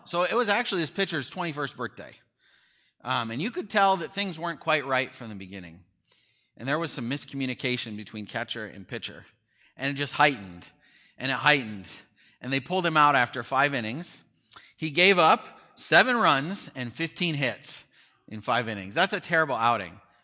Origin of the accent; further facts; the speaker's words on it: near Chicago, Illinois, United States; I grew up near Chicago